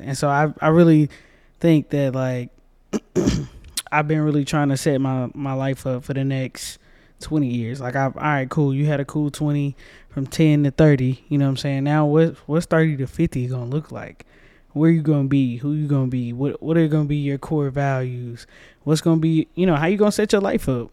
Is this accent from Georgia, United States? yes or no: yes; Georgia, United States; I'm from Georgia, too.